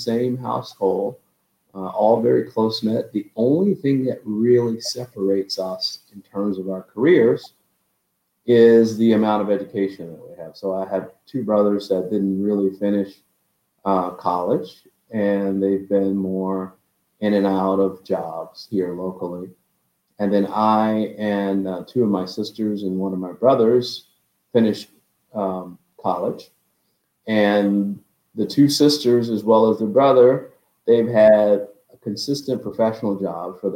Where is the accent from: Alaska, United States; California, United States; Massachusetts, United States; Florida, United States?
Florida, United States; West Palm Beach; moved away as an adult; also born or lived in Texas; a typical kid growing up in West Palm Beach, Florida.